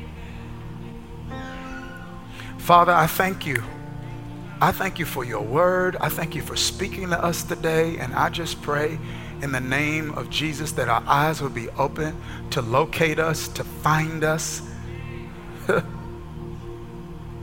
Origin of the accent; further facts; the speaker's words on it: Kilmichael, Mississippi, United States; where I grew up in Kilmichael, Mississippi